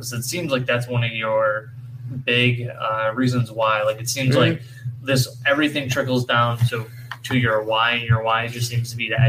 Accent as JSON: {"language": "English", "town": "Syracuse", "region": "New York", "country": "United States", "tie": "born or raised there", "also_born_or_lived": "Phoenix, New York / Cicero, New York", "said": "My whole life. I've been here my whole life. When I was born in Syracuse. Then we lived in Phoenix when I was younger, and then Cicero."}